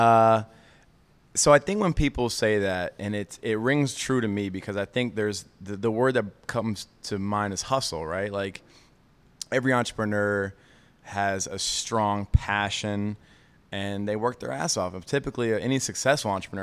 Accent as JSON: {"language": "English", "town": "Atlanta", "region": "Georgia", "country": "United States", "tie": "born or raised there", "said": "I grew up in Atlanta"}